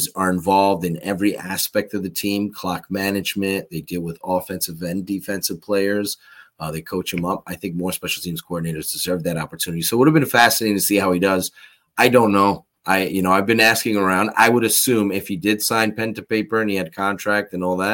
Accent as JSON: {"language": "English", "region": "New York", "country": "United States", "tie": "born or raised there", "said": "I'm born and raised in New York"}